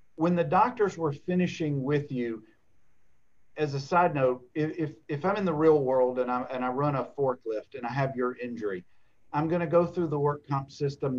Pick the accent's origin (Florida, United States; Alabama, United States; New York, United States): Alabama, United States; Dothan; my hometown in South Alabama in Dothan.